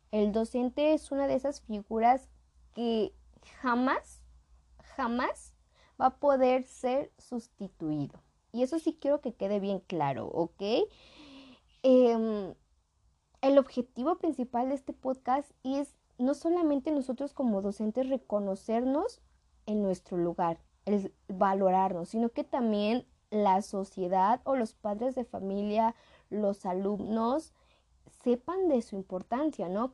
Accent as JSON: {"language": "Spanish", "country": "Mexico", "said": "somos de México"}